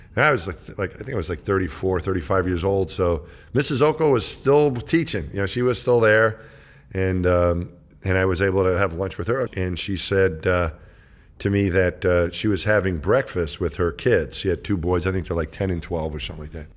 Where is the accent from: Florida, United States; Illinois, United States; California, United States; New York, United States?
New York, United States; I grew up in New York.